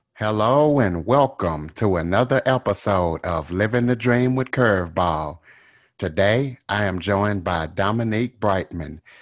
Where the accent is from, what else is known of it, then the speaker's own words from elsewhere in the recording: Louisiana, United States; I'm from Louisiana, and I can definitely tell a, a Louisiana accent